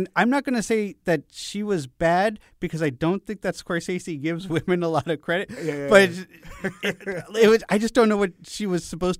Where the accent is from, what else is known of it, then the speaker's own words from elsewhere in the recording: Boston, Massachusetts, United States; now in New York, United States; I'm also an Irish American. I'm sorry. I'm also from the greater Boston area.